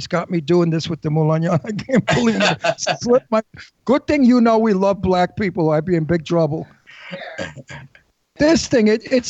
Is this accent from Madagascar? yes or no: no; Genoa, Liguria, Italy; We're from Genoa, Italy.